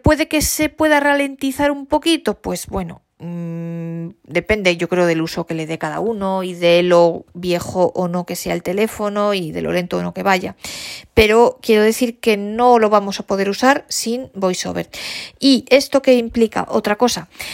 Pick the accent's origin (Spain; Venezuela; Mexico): Spain; first language Spanish; todos los hispanoparlantes tanto españoles como nuestros grandísimos amigos de América Latina, de hablar español, de que el español sea nuestra lengua materna